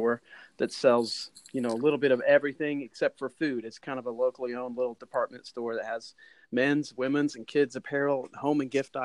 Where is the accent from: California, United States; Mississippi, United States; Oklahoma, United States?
Oklahoma, United States; Enid; moved away; also born or lived in Texas / Missouri; I grew up in Enid, Oklahoma